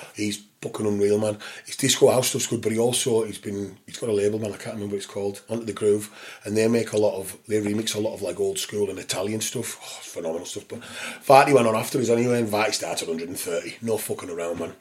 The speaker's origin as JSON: {"language": "English", "town": "St Bees", "region": "North West England", "country": "United Kingdom", "tie": "born or raised there", "said": "where we grew up in St. Bees"}